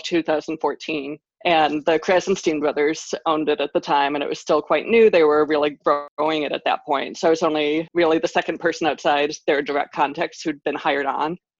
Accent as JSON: {"language": "English", "town": "Cleveland", "region": "Ohio", "country": "United States", "said": "I'm from Cleveland"}